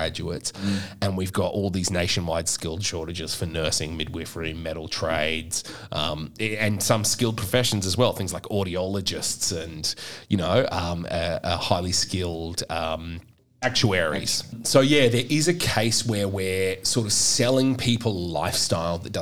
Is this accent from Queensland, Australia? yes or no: yes; Queensland, Australia; I'm from Queensland